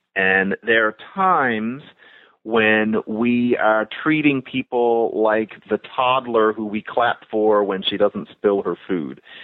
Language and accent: English; United States; we're American